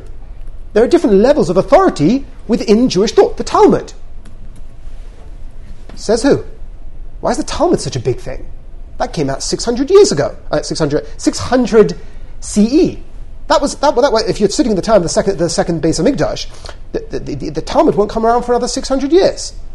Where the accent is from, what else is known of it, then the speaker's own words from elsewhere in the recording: England, United Kingdom; we're English